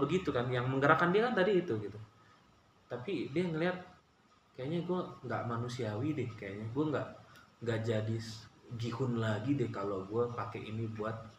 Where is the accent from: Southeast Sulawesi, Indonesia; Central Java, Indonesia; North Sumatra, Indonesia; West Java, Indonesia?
North Sumatra, Indonesia; Batak; kita orang Batak